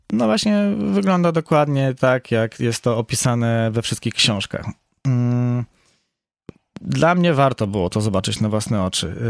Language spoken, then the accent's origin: Polish; Poland; jestem z Polski